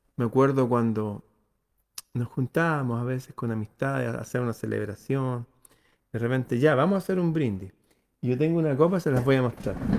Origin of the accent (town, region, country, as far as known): Chile